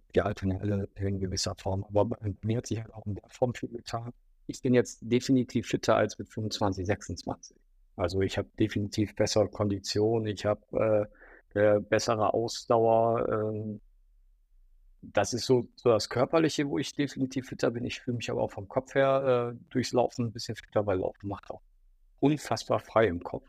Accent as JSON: {"language": "German", "town": "Düsseldorf", "region": "North Rhine-Westphalia", "country": "Germany", "tie": "born or raised there", "said": "in meiner Heimatstadt äh, in Düsseldorf"}